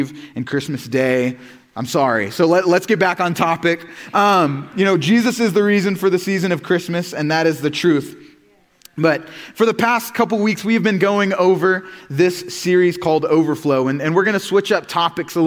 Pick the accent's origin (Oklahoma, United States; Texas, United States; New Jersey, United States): Oklahoma, United States; moved away as an adult; also born or lived in Missouri; I was born and raised in Oklahoma, grew up the same area my whole life